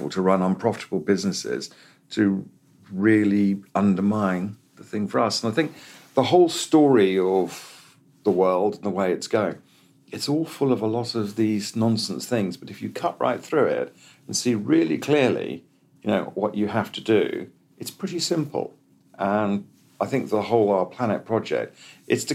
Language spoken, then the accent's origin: English; Kenya; I grew up in Kenya as a kid. And in the 60s in Kenya